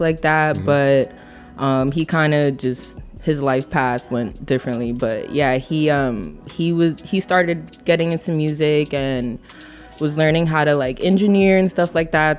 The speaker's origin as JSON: {"language": "English", "town": "Union City", "region": "New Jersey", "country": "United States", "tie": "born or raised there", "also_born_or_lived": "Los Angeles, California", "said": "I'm from Union City, New Jersey, so okay. I'm just right across the Hudson River."}